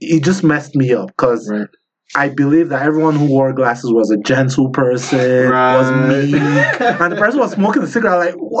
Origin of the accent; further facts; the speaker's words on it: Nigeria; moved away; growing up in Nigeria